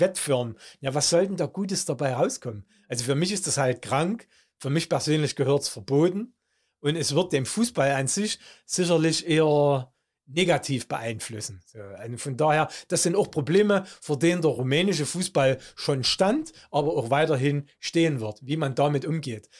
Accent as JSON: {"language": "German", "country": "Germany", "said": "bei uns in Deutschland"}